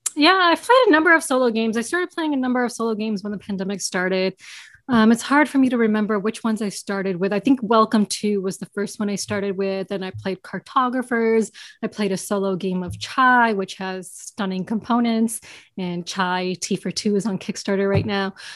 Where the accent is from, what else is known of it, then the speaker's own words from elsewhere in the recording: New York, United States; I grew up in New York. I've born and raised in New York